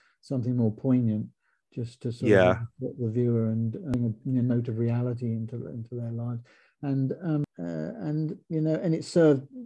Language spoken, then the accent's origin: English; Luton, East of England, United Kingdom; it's my hometown